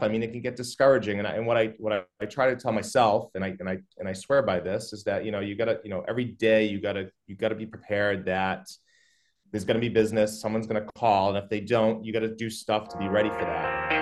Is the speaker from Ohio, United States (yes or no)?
no; Methuen, Massachusetts, United States; also born or lived in Newburyport; I grew up in Methuen